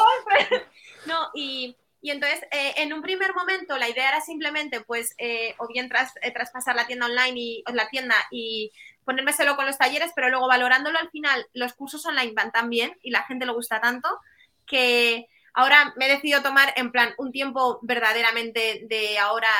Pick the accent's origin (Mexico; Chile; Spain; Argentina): Spain; Bilbao, Basque Country; yo soy de Bilbao